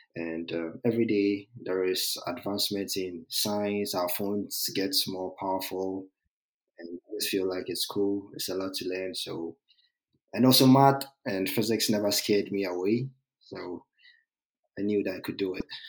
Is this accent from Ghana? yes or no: yes; Ghana; moved away as an adult; also born or lived in New York, United States; now in Georgia, United States; I'm from Ghana, so our, uh, in our educational system, when you get to high school